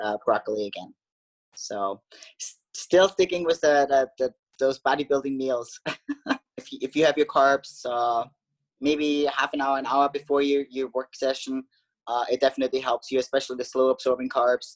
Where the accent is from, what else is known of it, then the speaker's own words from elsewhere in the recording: Austria; moved away as an adult; now in United States; I grew up in Austria.